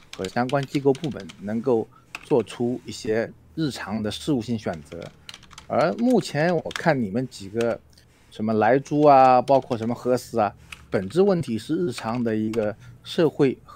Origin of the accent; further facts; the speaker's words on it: China; 我是大陆的